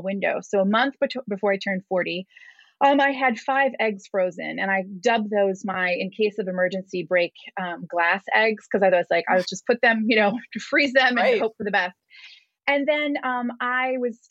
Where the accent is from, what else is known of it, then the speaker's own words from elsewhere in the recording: Michigan, United States; moved away as an adult; now in London, United Kingdom; I am a London-based American journalist. I'm originally from Michigan